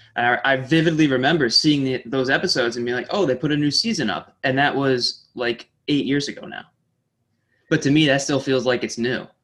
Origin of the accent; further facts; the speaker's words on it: Saratoga Springs, New York, United States; also born or lived in Oswego, New York; I grew up in Saratoga